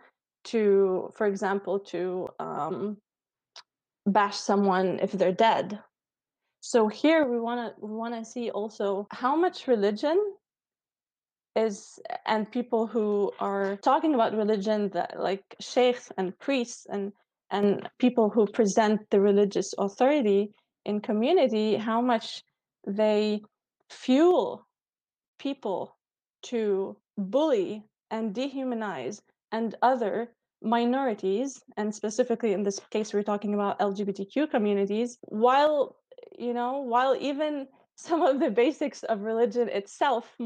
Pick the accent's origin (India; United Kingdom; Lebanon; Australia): Lebanon; I come from Lebanon